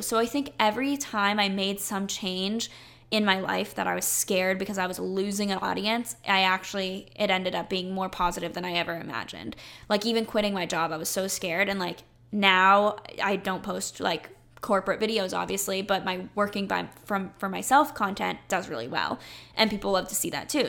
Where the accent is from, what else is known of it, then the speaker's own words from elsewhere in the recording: North Carolina, United States; I grew up in North Carolina.